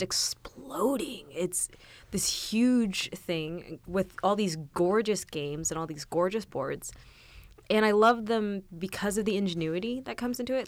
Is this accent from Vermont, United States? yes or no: no; south of Tulsa, Oklahoma, United States; moved away as an adult; now in Kansas, United States; I went to school in Tulsa, I grew up in, um, further south from there